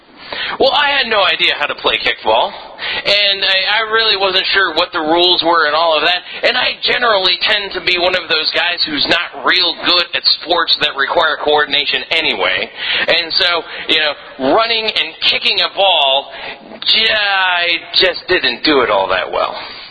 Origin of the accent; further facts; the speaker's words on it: Philippines; a lot of you know that I was raised in the Philippines as a missionary kid, and a lot of my stories and my sermons come from